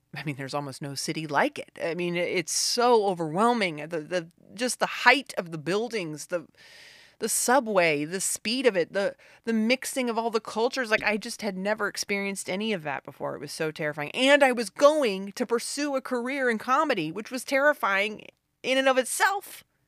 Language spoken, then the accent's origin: English; the South, United States; I was raised in the South